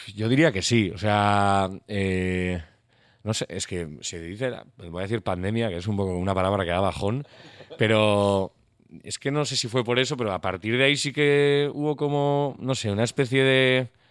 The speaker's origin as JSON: {"language": "Spanish", "town": "San Sebastián", "region": "Basque Country", "country": "Spain", "said": "somos de Donosti"}